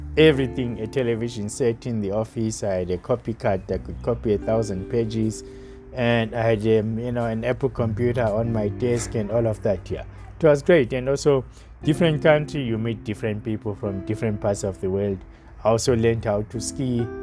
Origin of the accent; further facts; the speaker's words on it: South Africa; myself of only as a South African